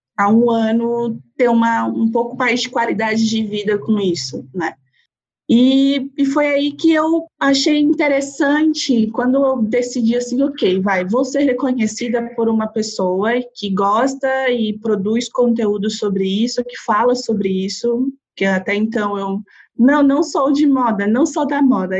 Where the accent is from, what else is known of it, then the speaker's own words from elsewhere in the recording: São Bernardo do Campo, São Paulo, Brazil; moved away as an adult; now in São Paulo, Brazil; Eu sou cria do ABC, sou de São Bernardo do Campo, nascida e criada